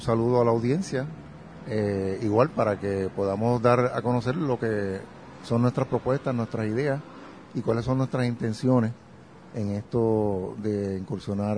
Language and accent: Spanish; Bayamón, Puerto Rico; en la Carmen Gómez Terejara, que es en Santa Rosa, en Bayamón, que fue donde yo desde kinder estuve estudiando